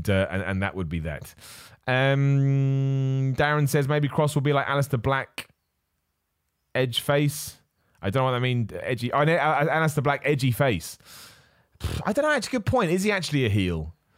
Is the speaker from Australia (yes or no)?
yes; Australia; I'm also biased as I'm an Aussie and Aussie.